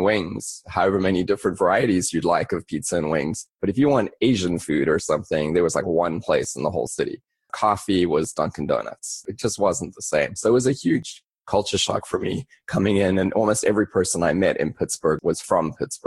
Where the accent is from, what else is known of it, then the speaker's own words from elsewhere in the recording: South Africa; moved away as an adult; also born or lived in London, United Kingdom; now in United States; I grew up in South Africa and then moved to London, spent a couple of years there